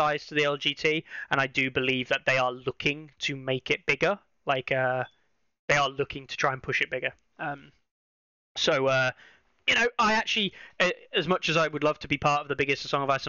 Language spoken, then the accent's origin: English; England, United Kingdom; as an Englishman